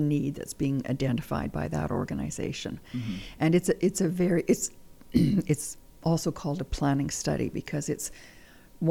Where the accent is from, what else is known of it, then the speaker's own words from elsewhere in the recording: Manitoba, Canada; Manitoba's home. Manitoba's home.